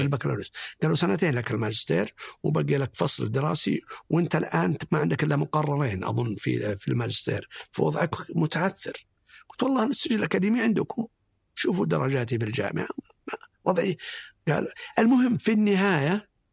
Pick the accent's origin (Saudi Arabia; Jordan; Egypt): Saudi Arabia; Abha, Asir; نشأتي كانت في أبها و نشأت آه، آه، يتيم تقريبا